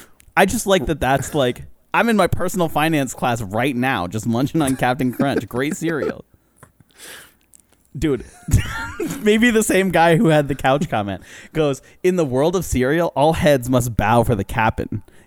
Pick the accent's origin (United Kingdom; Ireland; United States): Ireland; I'm Irish.